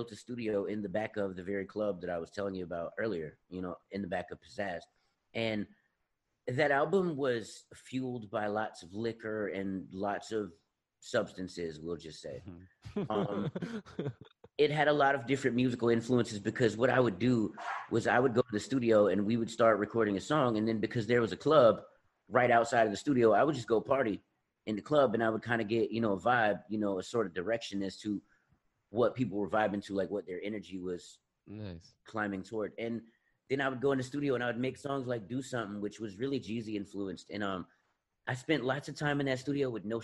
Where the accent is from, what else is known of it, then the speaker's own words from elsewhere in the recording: South Carolina, United States; I grew up in South Carolina, and at that particular time here in the South